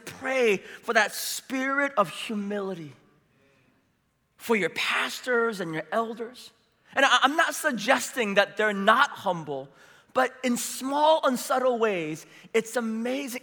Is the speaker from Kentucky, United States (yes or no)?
no; San Francisco, California, United States; now in Seattle, United States; I grew up in San Francisco